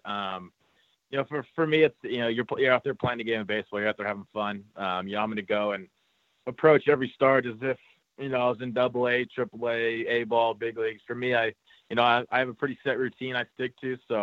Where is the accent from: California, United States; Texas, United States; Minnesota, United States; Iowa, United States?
California, United States; I grew up in California, so I grew up an Angels fan